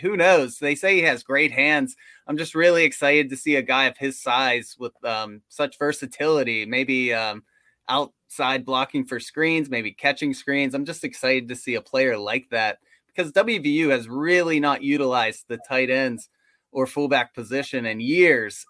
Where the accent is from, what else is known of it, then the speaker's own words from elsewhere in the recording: West Virginia, United States; we're from West Virginia, we have season tickets to W, W V U games, but we live closer to Pittsburgh than we do Morgantown